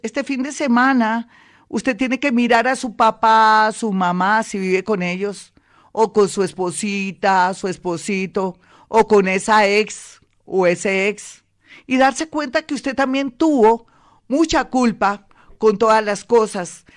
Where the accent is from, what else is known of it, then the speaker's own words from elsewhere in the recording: Colombia; nosotros los colombianos